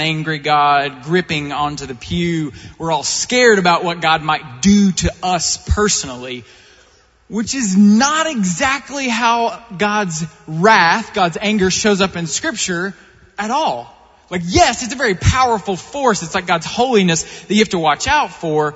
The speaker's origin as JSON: {"language": "English", "region": "Eastern Kentucky", "country": "United States", "tie": "born or raised there", "said": "I grew up in Eastern Kentucky in a super conservative fundamentalist background"}